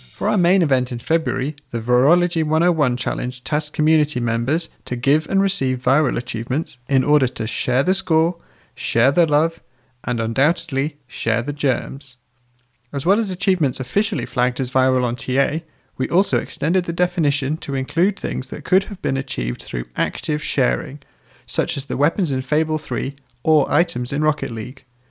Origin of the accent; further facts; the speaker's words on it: United Kingdom; I'm British